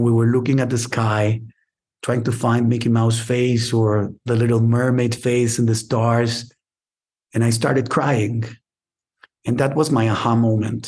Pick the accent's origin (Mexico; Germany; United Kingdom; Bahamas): Mexico; Monterrey, Nuevo León; now in Mexico City, Mexico; we moved in 1980. I was 5 years old to Monterrey